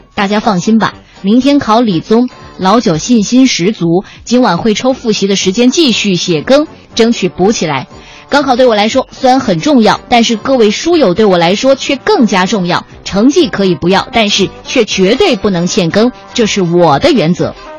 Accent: Guangxi, China; 我是在广西长大的，从小呢就是看着港台电视

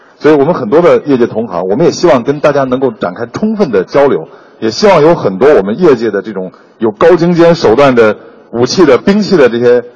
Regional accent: Gansu, China; 而我本身又是出生在戈壁上，我是在甘肃出生的，所以我对那儿特别有感觉

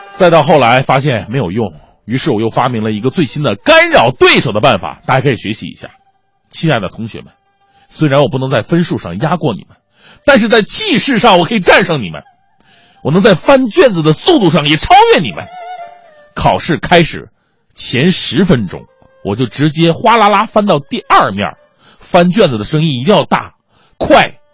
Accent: China; 谁让我是中国人呢

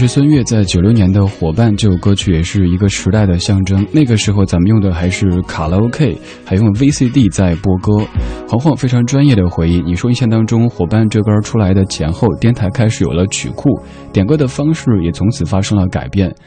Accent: Sichuan, China; accent: Sichuanese; first language Sichuanese; 我的家乡话，四川话

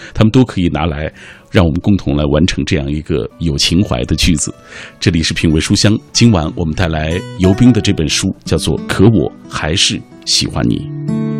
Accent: Xinjiang, China; 我在新疆是生活了很长一段时间的

